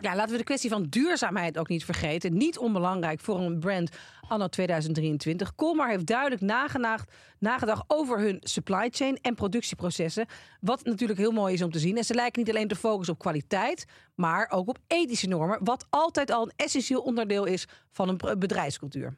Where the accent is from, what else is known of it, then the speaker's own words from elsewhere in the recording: Netherlands; je bent er dus toch als Nederlandse, waar dat Calvinisme natuurlijk heel diep in je DNA zit